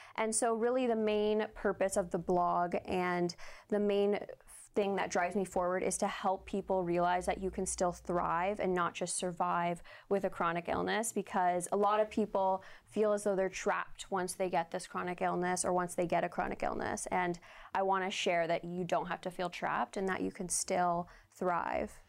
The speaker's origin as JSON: {"language": "English", "country": "Canada"}